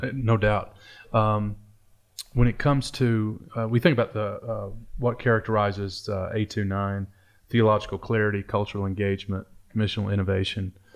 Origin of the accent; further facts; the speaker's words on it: eastern Kentucky, United States; also born or lived in Detroit, Michigan; I grew up in a trailer in eastern Kentucky